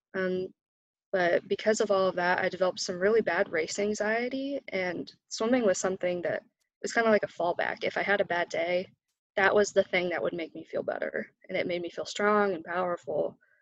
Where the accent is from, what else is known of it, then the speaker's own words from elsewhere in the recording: Frankfort, Indiana, United States; also born or lived in Oregon; I'm from Frankfort, Indiana, so I'm right down the road from Purdue. Uh, that's where I grew up. I was actually born out in Oregon, but we moved here when I was about a year old.